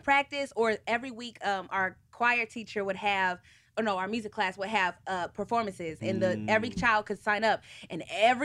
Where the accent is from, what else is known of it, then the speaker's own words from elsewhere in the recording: Detroit, Michigan, United States; also born or lived in Baltimore, Maryland; we grew up a lot in Michigan, Metro Detroit area